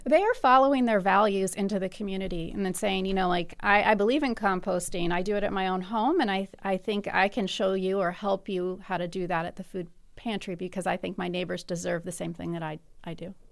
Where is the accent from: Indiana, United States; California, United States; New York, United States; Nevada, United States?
Indiana, United States; Bloomington; I, I'm from Bloomington